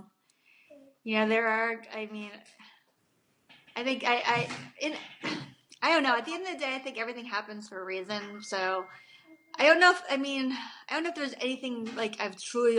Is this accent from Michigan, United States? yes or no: no; New Jersey, United States; also born or lived in Korea; I'm a mom from New Jersey